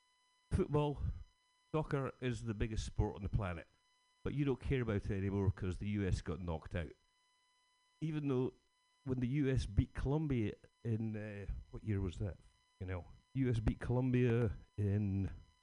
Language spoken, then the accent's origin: English; Scotland, United Kingdom; Being Scottish